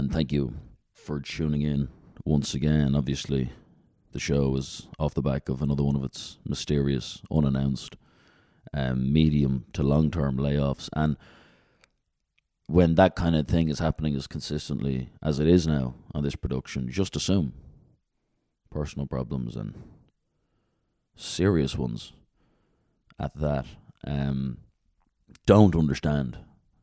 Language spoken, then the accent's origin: English; Dublin, Leinster, Ireland; moved away; where I grew up in Dublin